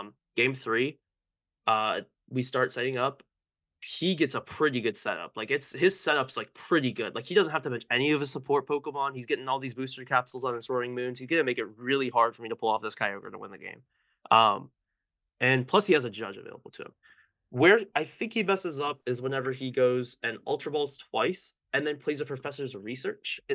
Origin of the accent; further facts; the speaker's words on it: Florida, United States; I was always from Florida